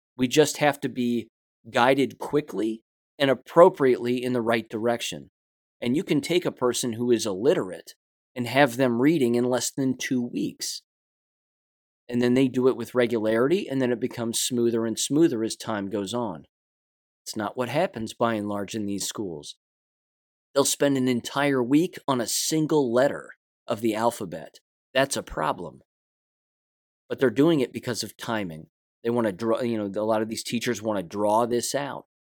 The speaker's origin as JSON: {"language": "English", "country": "United States", "said": "I'm an American"}